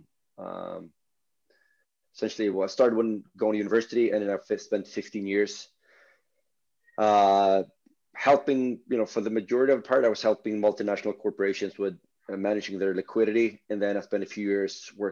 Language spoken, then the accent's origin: English; Stockholm, Stockholm County, Sweden; we're not from the same part of Stockholm, but we're from Stockholm.